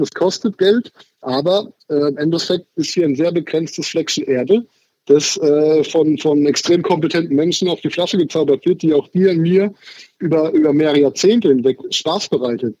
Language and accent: German; Haßloch, Rhineland-Palatinate, Germany; ich bin aus der Pfalz tatsächlich. Ich komme aus dem äh, deutschen Durchschnittsdorf Hassloch